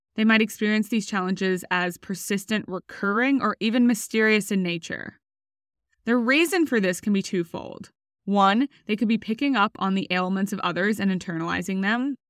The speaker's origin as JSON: {"language": "English", "country": "Australia", "also_born_or_lived": "United States", "moved": "as an adult", "said": "I was recruited from Australia to row for U S University on a full scholarship"}